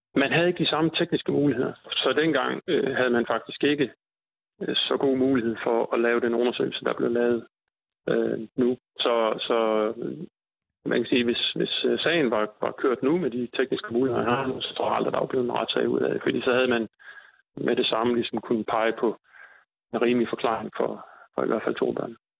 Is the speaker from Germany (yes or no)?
no; North Jutland, North Denmark Region, Denmark; jeg er fra Nordjylland